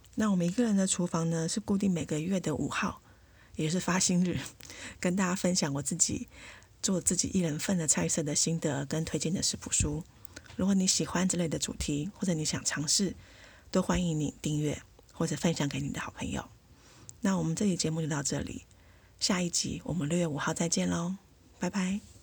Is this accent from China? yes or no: no; Taiwan; 那像我们台湾人的习惯